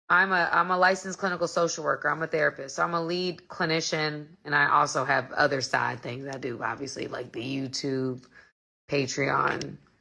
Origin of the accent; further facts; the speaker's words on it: Atlanta, Georgia, United States; I'm not in LA. I'm from Atlanta, Georgia. Atlanta, GA, baby.